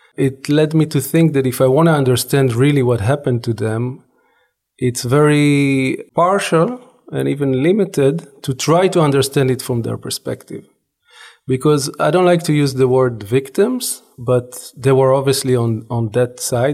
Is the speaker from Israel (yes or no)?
yes; Israel; growing up in Israel, I was born and raised in Israel.